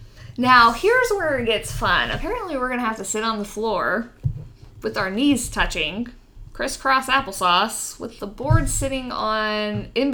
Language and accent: English; Texas, United States; I grew up in Texas, man.